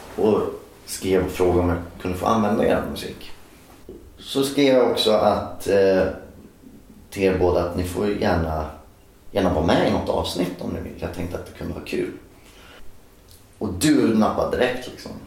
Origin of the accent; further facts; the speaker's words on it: Norsholm, Östergötland, Sweden; also born or lived in Skärkind; jag är uppvuxen i Norsholm som ligger mitt mellan Linköping och Norrköping.